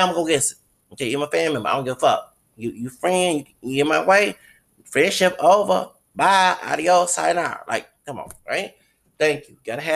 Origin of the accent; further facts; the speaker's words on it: the South, United States; I'm from the South